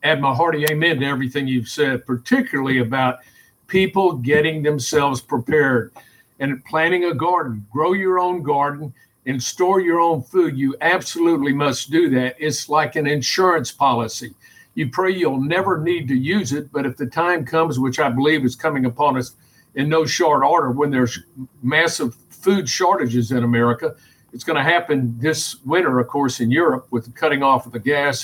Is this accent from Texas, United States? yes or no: yes; Houston, Texas, United States; I grew up in Houston, Texas